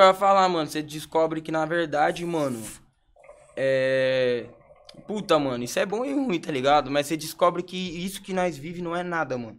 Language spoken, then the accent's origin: Portuguese; Brazil; moved away; also born or lived in abroad; como eu sou brasileiro, eu morava na gringa